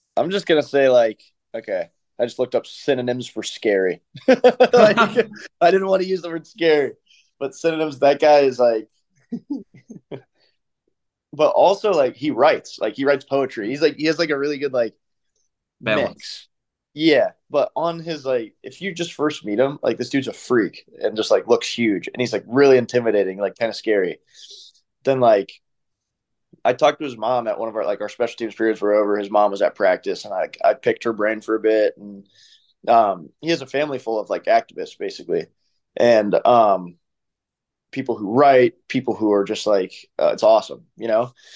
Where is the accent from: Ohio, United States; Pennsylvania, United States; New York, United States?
Ohio, United States; Columbus; also born or lived in Michigan; I'm from Columbus